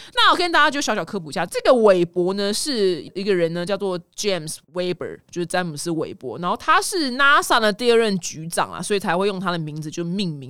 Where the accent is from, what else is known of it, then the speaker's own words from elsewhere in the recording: Taiwan; 因为台湾人没有这种拥抱的习惯，所以我那时候把这习惯带回来的时候呢